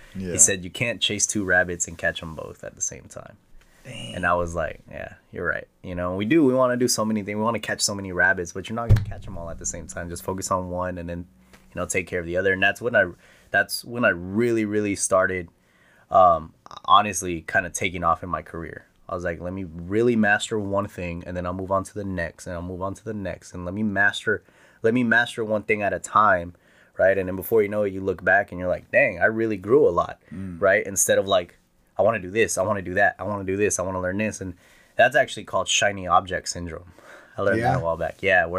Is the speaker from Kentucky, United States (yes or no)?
no; Presidio, Texas, United States; But Lajitas is only about an hour away from my hometown of Presidio.